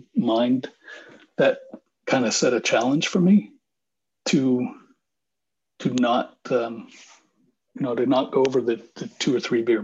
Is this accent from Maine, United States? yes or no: yes; Bath, Maine, United States; moved away as an adult; now in Nashville, United States; my hometown, which was where we live in Bath, Maine